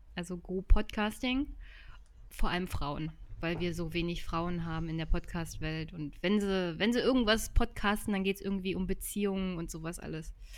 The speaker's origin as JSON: {"language": "German", "town": "Jüterbog", "region": "Brandenburg", "country": "Germany", "tie": "born or raised there", "said": "Jüterbock besucht. Das ist meine Heimatstadt"}